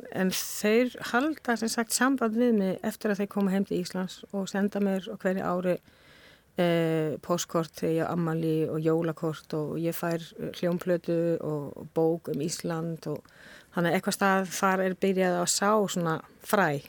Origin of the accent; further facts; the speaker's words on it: Spain; Icelandic is a second language; moved away as an adult; also born or lived in Denmark / Netherlands; now in Iceland; á unglingsárum eldst ég upp á Spáni